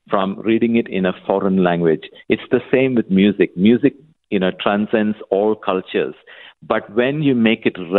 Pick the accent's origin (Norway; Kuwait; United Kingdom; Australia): Kuwait; moved away; I was born and brought up in Kuwait in the Middle East.